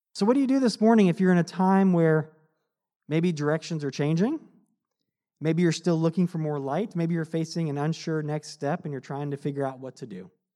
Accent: United States; as a American living in this time

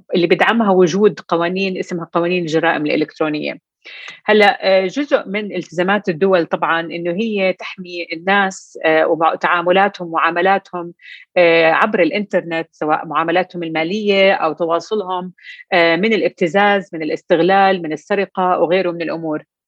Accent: Jordan; احنا عندنا بالاردن

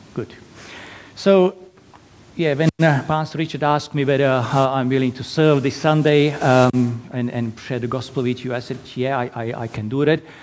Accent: Slovakia; English is a second language; moved away as an adult; now in Perth, Australia; originally from little tiny little country in Eastern Europe, Slovakia. So that's why my lovely accent.

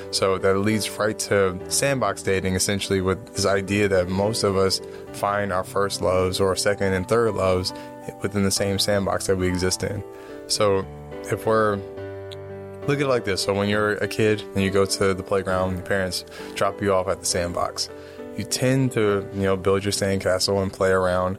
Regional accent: East Coast, United States; I'm from the East Coast

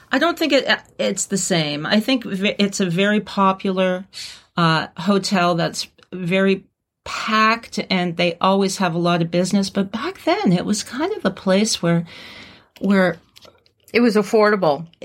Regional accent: North East England, United Kingdom; moved away as an adult; I'm a Geordie.

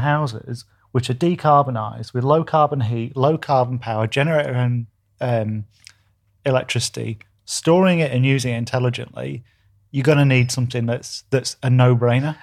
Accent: Doncaster, Yorkshire and the Humber, United Kingdom; moved away; also born or lived in New Zealand; You can tell I'm from Doncaster.

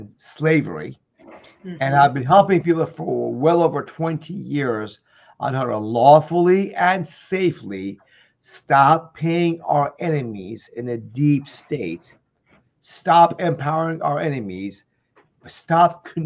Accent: Iran; now in United States; I'm an immigrant from Iran who came here in 1977

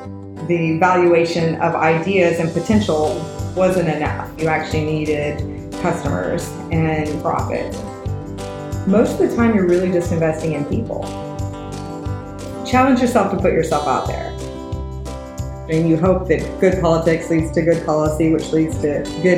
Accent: Austin, Texas, United States; also born or lived in Boston; I was born and raised here in Austin, and my family on both sides are longtime Texans. Came pretty much in the 1840s on both branches.

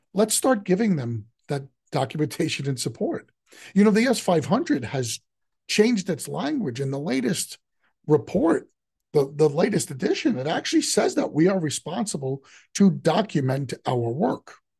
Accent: New York City, New York, United States; I grew up in the city, but I grew up in Queens

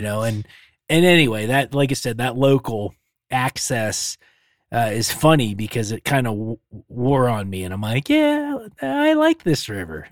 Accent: Pennsylvania, United States; now in Montana, United States; growing up in Pennsylvania

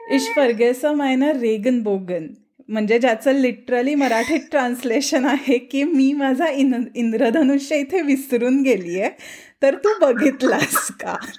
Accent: Pune, Maharashtra, India; मी पुण्याची आहे

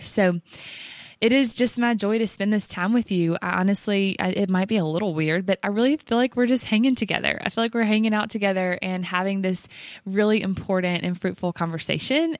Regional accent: the South, United States; accent: Southern; we are from the South. I think by this point, you might hear it in our voice.

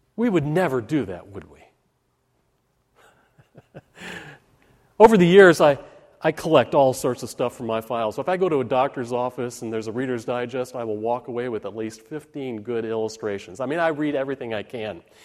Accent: Park Ridge, Illinois, United States; When I was a kid growing up in Park Ridge, Illinois

